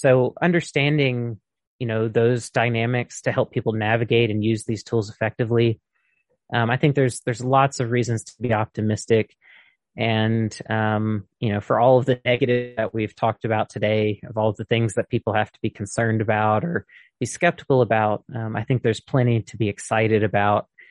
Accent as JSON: {"language": "English", "region": "Mississippi", "country": "United States", "moved": "yes", "said": "I'm originally from Mississippi"}